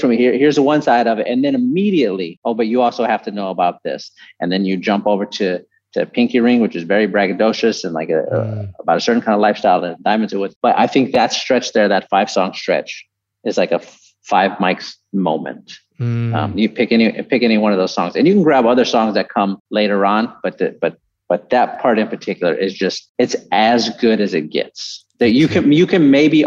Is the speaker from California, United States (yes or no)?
no; San Antonio, Texas, United States; also born or lived in Houston; I grew up in San Antonio